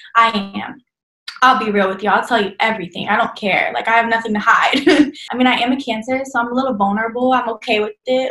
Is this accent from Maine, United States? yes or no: no; Dallas, Texas, United States; I'm from Dallas, Texas, born and raised. I'll probably stay here for as long as I can